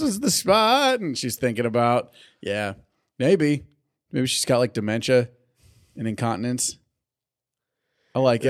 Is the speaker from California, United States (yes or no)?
yes; California, United States; I'm Californian